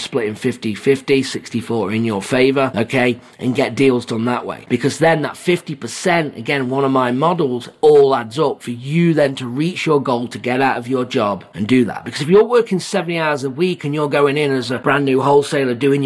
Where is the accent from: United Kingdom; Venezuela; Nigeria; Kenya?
United Kingdom; England; also born or lived in Phoenix / Jacksonville, Florida; now in United States; I'm from England